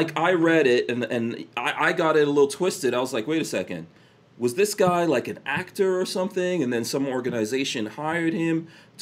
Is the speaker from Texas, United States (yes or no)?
no; New York, United States; also born or lived in Guyana; I grew up in New York